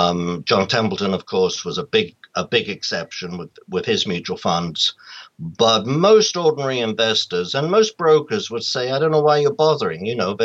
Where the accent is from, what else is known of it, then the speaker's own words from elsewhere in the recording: England, United Kingdom; To have a global view, I think it comes about because I come from England, or Britain.